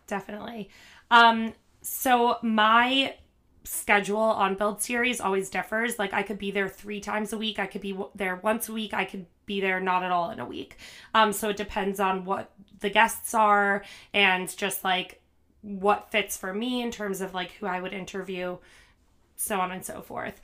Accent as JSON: {"language": "English", "region": "New Jersey", "country": "United States", "also_born_or_lived": "Manhattan", "moved": "as an adult", "lives_now": "New York City, United States", "said": "I'm from New Jersey, so not very far. Um, but yeah, I live in Manhattan now"}